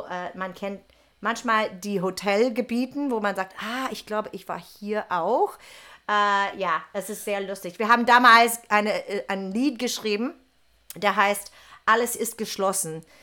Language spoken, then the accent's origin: German; Texas, United States; German is a second language; moved away as an adult; also born or lived in New York / Möhringen; now in Germany; aus äh, Texas. Ne? Genau, genau. Ich habe kein Wort Deutsch gesprochen.